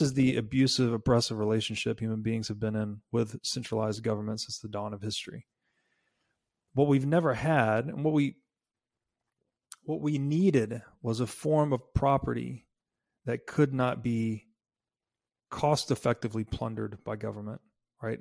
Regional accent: Tennessee, United States; moved away; I grew up in Tennessee.

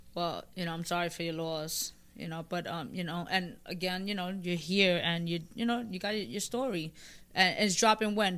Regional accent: New York City, New York, United States; I'm from the Bronx.

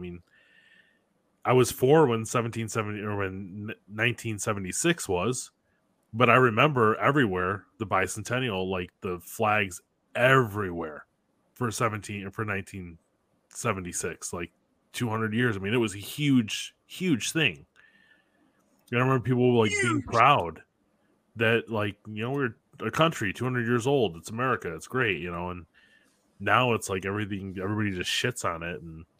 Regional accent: the North, United States; Like, I grew up in the North.

